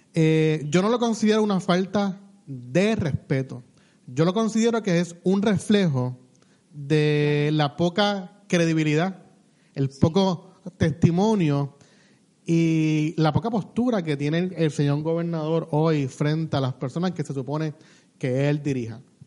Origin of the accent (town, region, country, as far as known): Puerto Rico